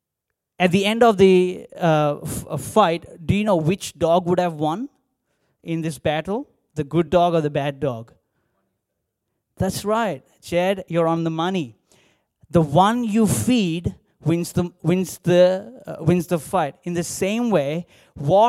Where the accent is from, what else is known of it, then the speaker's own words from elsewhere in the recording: India; English is a second language; moved away as an adult; now in Australia; growing up in India